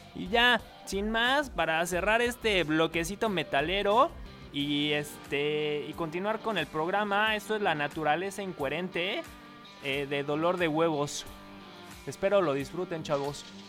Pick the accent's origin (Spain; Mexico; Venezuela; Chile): Mexico; Mexico City; now in Phoenix, United States; Soy chilango y he crecido y sufrido con esa sensación en el estómago cuando se suba algún amante de lo ajeno al transporte público